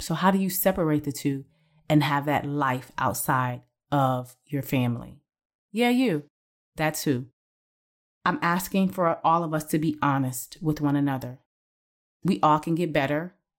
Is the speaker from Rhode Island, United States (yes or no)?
no; Cleveland, Ohio, United States; I started as a process engineer in my hometown of Cleveland, Ohio